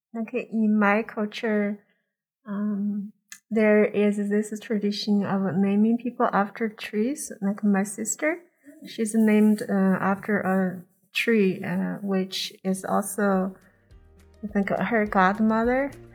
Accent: China; now in United States; I'm Chinese and, um, I grew up in China.

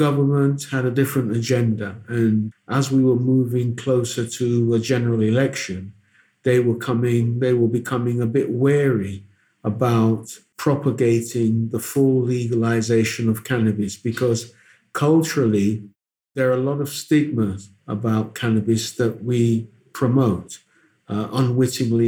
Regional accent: Mampong, Ashanti, Ghana; now in Accra, Ghana; I'm from the Ashanti region of Ghana, the Asante Mampong, we say.

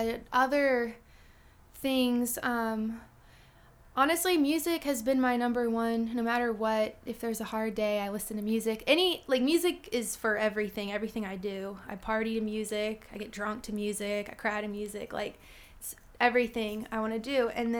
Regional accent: Mechanicsville, Virginia, United States; So I'm from Mechanicsville, Virginia, which is, like, 15 minutes outside of Richmond. And I was an only child, so I didn't really have, like, siblings to keep me occupied. Raised by a single parent

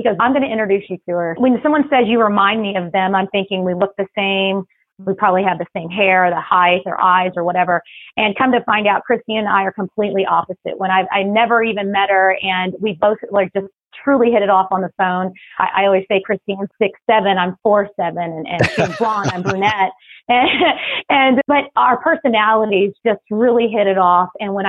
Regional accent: Texas, United States; also born or lived in Philippines; but actually I was born in the Philippines. I'm a military brat. Dad is Irish. Mom is Filipino. I've been in Texas since I was 6.

